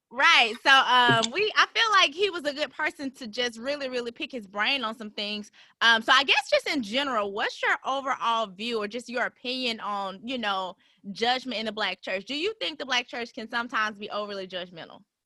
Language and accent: English; Birmingham, Alabama, United States; I'm from Birmingham. So this is home for for me